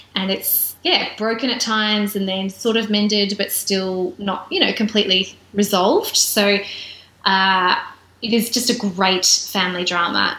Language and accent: English; South Australia, Australia; I'm from South Australia